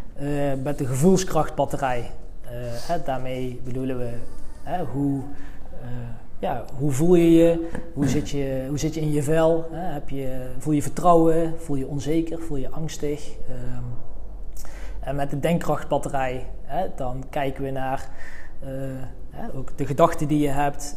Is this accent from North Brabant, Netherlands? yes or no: yes; Veldhoven, North Brabant, Netherlands; Ik kom uit Veldhoven, ligt in de buurt van Eindhoven.